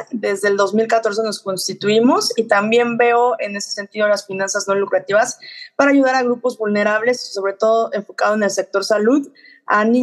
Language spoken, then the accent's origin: Spanish; Puebla, Mexico; born there; also born or lived in Playa del Carmen / Cozumel / Mexico City; yo nací en Puebla eh, a través de diferentes etapas de mi vida por los trabajos de mis padres. Me he mudado y he estado en diferentes ciudades, incluyendo Playa del Carmen, Cozumel, eh, también Ciudad de México.